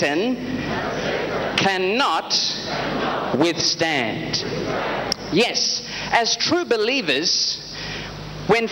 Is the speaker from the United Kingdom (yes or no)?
no; Australia; I am an evangelist under Prophet T.B. Joshua, and I am from Australia